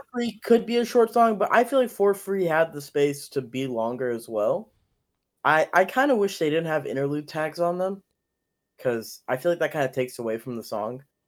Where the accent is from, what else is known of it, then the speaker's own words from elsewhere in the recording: Ethiopia; moved away; I was born in Ethiopia and, like, coming here